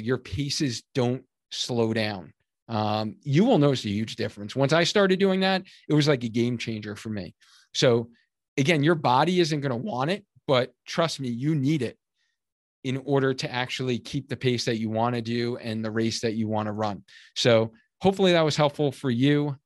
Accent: Cheshire, Connecticut, United States; my hometown of Cheshire, Connecticut, where I live

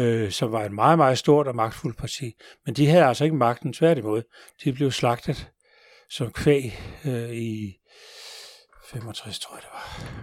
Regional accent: Denmark; vi jo danskere

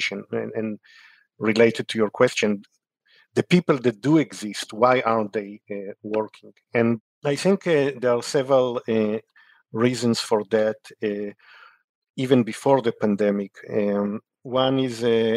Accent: Israel; moved away; I grew up in Israel

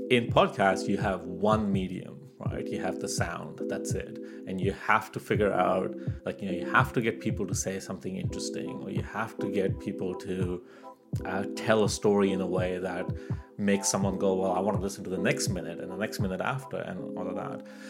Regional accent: Canada; moved away as an adult; also born or lived in Pakistan; now in Australia; I was born in Pakistan. I grew up in Canada, and now I live in Australia

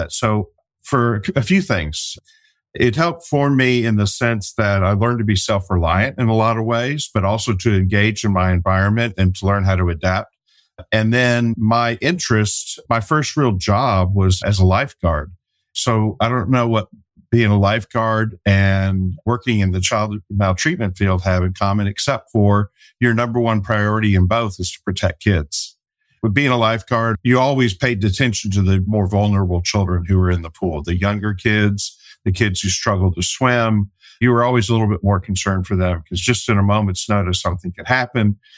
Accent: Detroit, Michigan, United States; born there; also born or lived in France / Germany / Texas / Kansas; I was born in Detroit, lived in France, Germany, Texas, Kansas, Virginia, New York and then moved to Arkansas to start sixth grade.

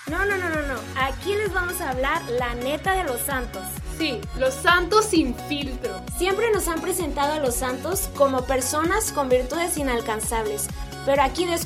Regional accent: Monterrey, Nuevo León, Mexico; Nosotros somos de Nuevo León

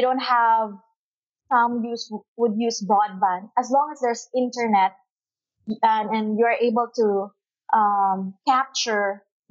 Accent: Cebu City, Central Visayas, Philippines; I've been here since I was born, and I grew up in Cebu

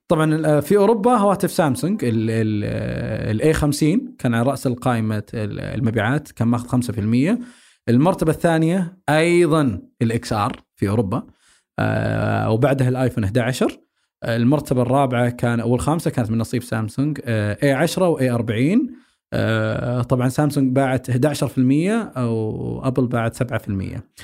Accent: Saudi Arabia; عندنا بالسعوديه

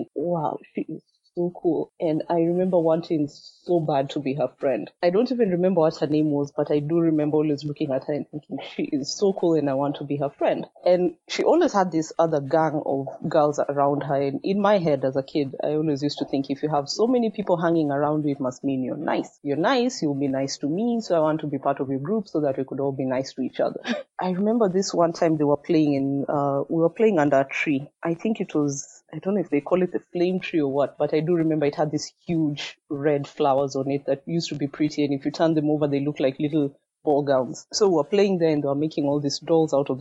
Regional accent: Kenya; English is a second language; also born or lived in Machakos, Kenya / Eldoret, Kenya; I'm from Machakos in Kenya. I was born in Eldoret

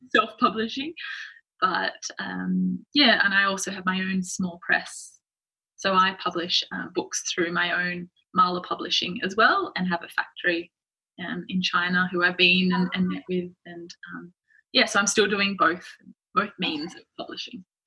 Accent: Sydney, New South Wales, Australia; moved away as an adult; now in New York, United States; I'm from Sydney, Australia. I've just moved to New York at the start of this year.

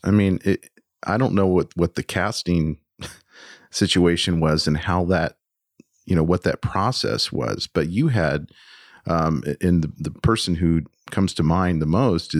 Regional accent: United States; as an American

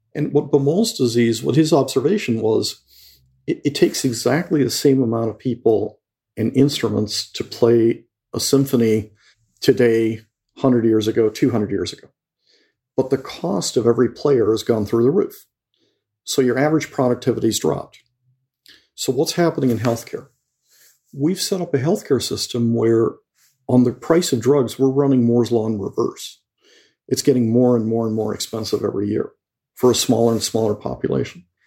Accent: Mexico; moved away; I grew up in Mexico and I went to Jesuit school

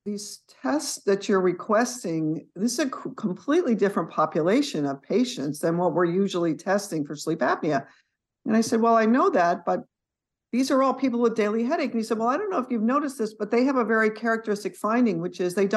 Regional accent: San Jose, California, United States; moved away as an adult; also born or lived in Boston; now in East Texas, United States; I grew up in San Jose

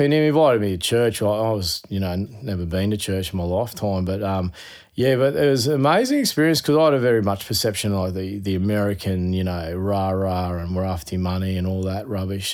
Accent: Queensland, Australia; being a Queenslander

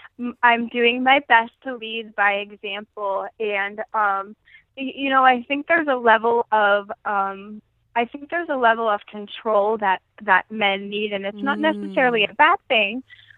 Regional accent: Pittsburgh, Pennsylvania, United States; I am from Pittsburgh, Pennsylvania.

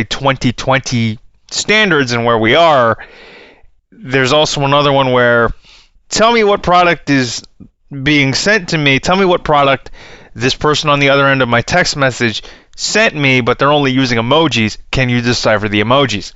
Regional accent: Canada; I'm from Canada

